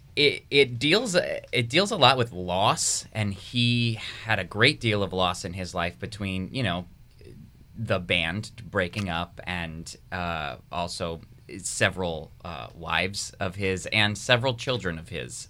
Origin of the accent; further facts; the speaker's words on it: Rhode Island, United States; moved away; I was born and raised in Rhode Island